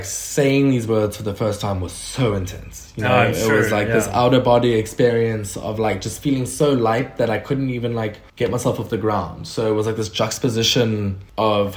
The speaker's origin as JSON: {"language": "English", "town": "Durban", "region": "KwaZulu-Natal", "country": "South Africa", "tie": "born or raised there", "also_born_or_lived": "Geneva, Switzerland", "said": "Durban, which is my hometown. It's the upper east coast of South Africa"}